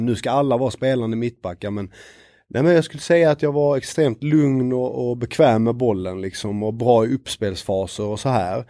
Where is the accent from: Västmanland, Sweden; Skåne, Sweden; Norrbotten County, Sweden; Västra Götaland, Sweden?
Skåne, Sweden; Lund; moved away as an adult; now in Stockholm, Sweden; Jag är född i Lund, eh, började spela i Krubban, Lunds BK.